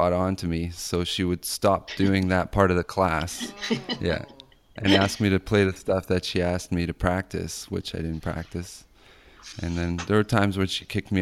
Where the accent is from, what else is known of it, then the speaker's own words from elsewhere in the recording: Vancouver, British Columbia, Canada; I grew up in Vancouver